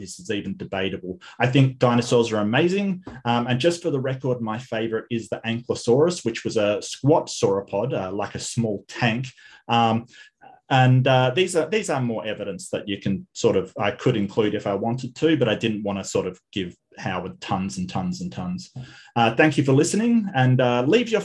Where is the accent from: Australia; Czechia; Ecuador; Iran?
Australia; Western Australia; my home state up north in Broome